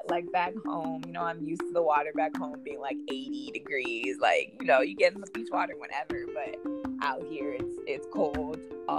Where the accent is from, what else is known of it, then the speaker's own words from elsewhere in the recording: Florida, United States; You know, I love my home state, and I'm a proud Floridian to the day I die, no matter how crazy our state is.